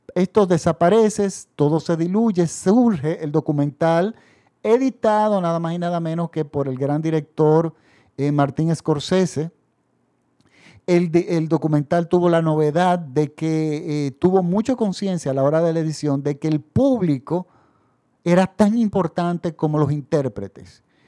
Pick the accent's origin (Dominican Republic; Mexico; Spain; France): Dominican Republic; en mi país